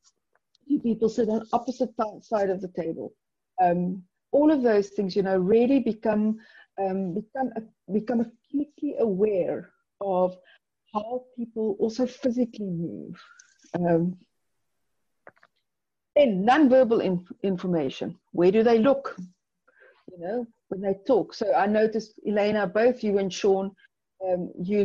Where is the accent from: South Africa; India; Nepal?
South Africa; I'm from South Africa. We have 11 official languages